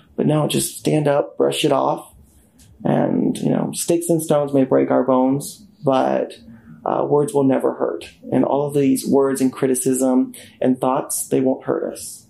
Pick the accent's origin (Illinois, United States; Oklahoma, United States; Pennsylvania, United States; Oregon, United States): Oklahoma, United States; Tulsa; I was born and raised in Tulsa, Oklahoma, a son of immigrants